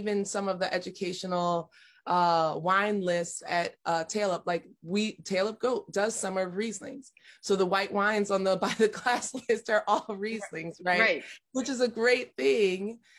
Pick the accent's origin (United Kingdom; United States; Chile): United States; Buffalo, New York; moved away; Buffalo, New York. I grew up in Buffalo, New York.